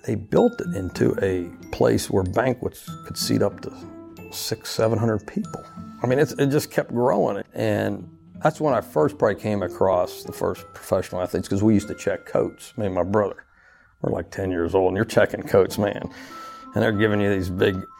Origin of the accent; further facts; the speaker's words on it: Uniontown, Pennsylvania, United States; now in Louisiana, United States; I am from Uniontown, Pennsylvania.